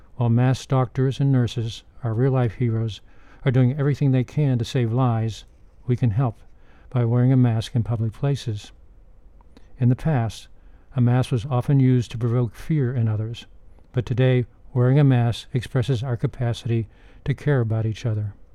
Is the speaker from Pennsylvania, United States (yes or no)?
yes; Pittsburgh, Pennsylvania, United States; When I was growing up in Pittsburgh